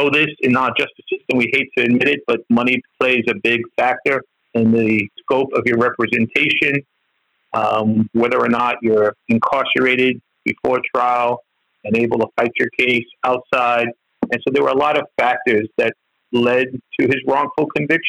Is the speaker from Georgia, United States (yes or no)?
no; New York City, New York, United States; I grew up in East New York in Brooklyn